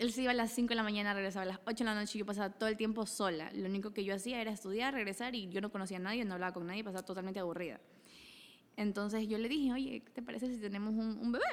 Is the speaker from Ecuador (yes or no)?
yes; Daule, Guayas, Ecuador; also born or lived in Salitre, Ecuador; soy originaria de Daule y Salitre, de los dos